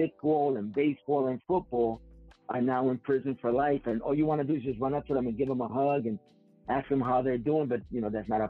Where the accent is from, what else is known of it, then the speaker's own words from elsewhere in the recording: New York City, New York, United States; I grew up in the Mott Haven section of the South Bronx